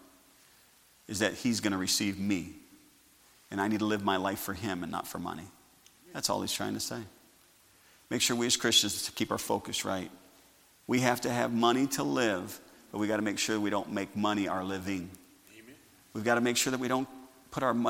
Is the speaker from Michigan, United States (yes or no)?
no; Sauk Village, Illinois, United States; growing up in Sauk Village